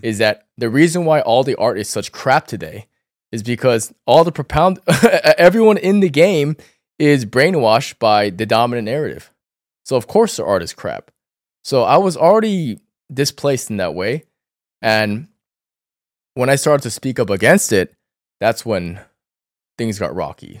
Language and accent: English; Northern Virginia, United States; also born or lived in New York City, United States; I grew up in Northern Virginia, and I was very close to D C